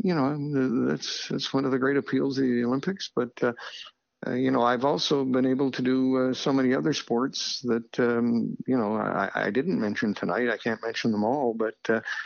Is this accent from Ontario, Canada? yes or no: no; Winnipeg, Manitoba, Canada; moved away; also born or lived in Toronto; I was born in Winnipeg